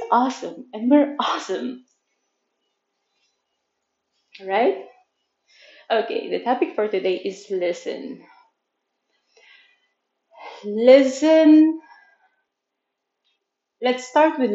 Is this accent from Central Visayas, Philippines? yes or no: no; Manila, Metro Manila, Philippines; English is a second language; now in Chiang Mai, Thailand; I'm born and raised in Manila, Philippines. I'm currently living in Chiang Mai in Thailand